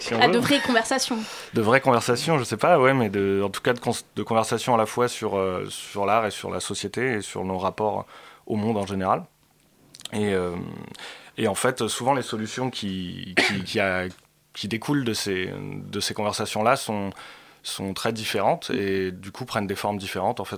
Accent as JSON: {"language": "French", "town": "Paris", "region": "Île-de-France", "country": "France", "said": "Non, non, on est parisien aussi, ouais."}